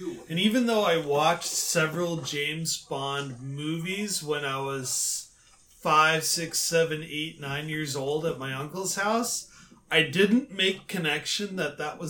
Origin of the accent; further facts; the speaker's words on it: Darmstadt, Hesse, Germany; moved away; my hometown, Darmstadt, Germany